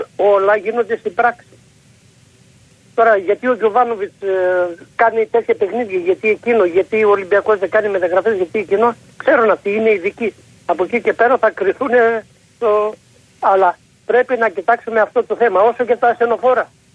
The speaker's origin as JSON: {"language": "Greek", "town": "Trikala", "region": "Thessaly", "country": "Greece", "said": "Επάνω στο χωριό μου"}